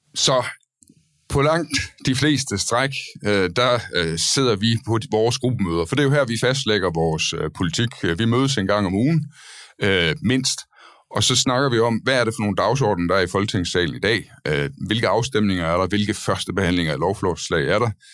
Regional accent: Denmark; now in Copenhagen, Denmark; vi begge, alle tre her er øh, jyske øh, mænd, Øh, dog har jeg assimileret mig i København og forsøger at lægge skjul på det. Men øh, ellers er vi fra Jylland

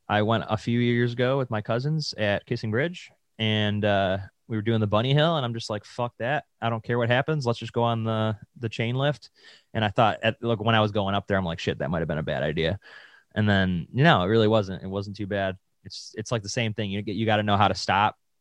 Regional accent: Williamsville, New York, United States; Williamsville over here

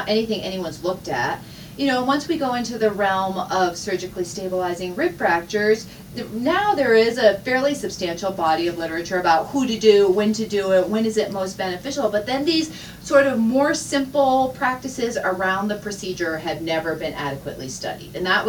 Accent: Vermont, United States; moved away as an adult; now in Utah, United States; I have been here for about a decade. I come originally from Vermont. I spent most of my life in New England, although it's getting up there. We've been in Utah now more than a decade, so it's been a while now.

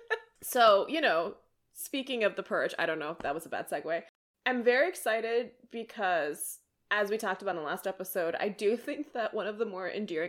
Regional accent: India; As an Indian, as an extrovert, as a task-oriented person, and as somebody who just really enjoys being helpful, I came alive that day.

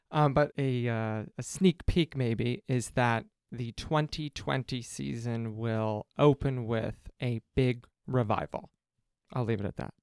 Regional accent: Cincinnati, Ohio, United States; now in Chicago, United States; I'm from Cincinnati

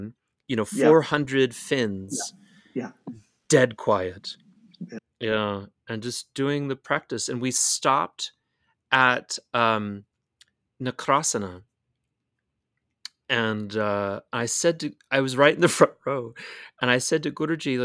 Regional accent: United States

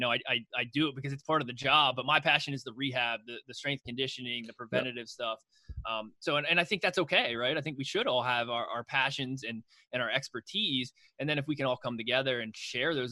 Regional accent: Juniata County, Pennsylvania, United States; So I grew up in Juniata County.

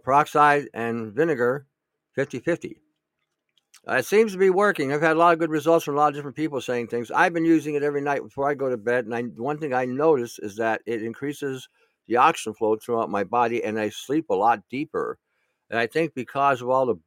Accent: Michigan, United States; moved away; I grew up in Michigan

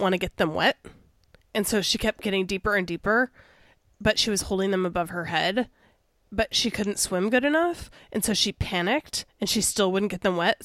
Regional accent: Chicago, Illinois, United States; I'm from Chicago

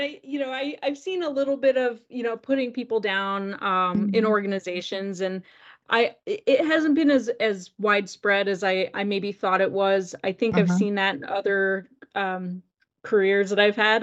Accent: North Carolina, United States; moved away as an adult; also born or lived in Gainesville, Florida; I grew up in North Carolina

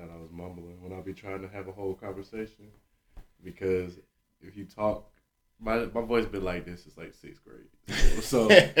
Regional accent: the South, United States; The lighter tone, of course, is heard, and at times this is why people say they don't believe I am from the South.

